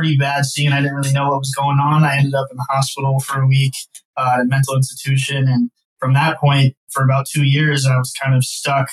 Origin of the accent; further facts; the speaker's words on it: Las Vegas, Nevada, United States; moved away as an adult; now in Arizona, United States; born and raised in Las Vegas, Nevada. I grew up there the first 18 years of my life.